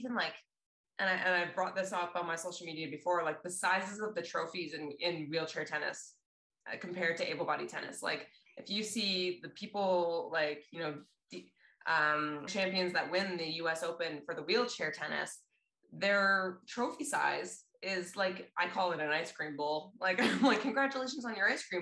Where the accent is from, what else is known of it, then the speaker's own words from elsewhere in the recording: Canada; as Canadian athletes and para athletes